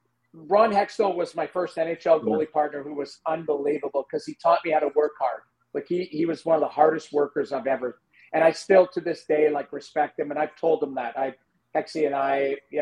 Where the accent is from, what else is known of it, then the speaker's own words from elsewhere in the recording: St. Albert, Alberta, Canada; moved away; I grew up in St. Albert. I lived on Butterfield